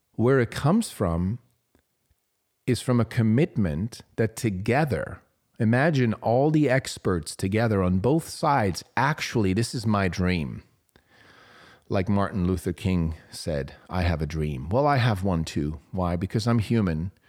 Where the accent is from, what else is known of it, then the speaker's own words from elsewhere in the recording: Switzerland; moved away; I grew up in Switzerland.